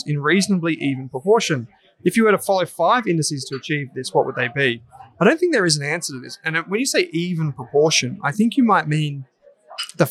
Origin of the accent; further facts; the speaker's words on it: Victoria, Australia; we're from Victoria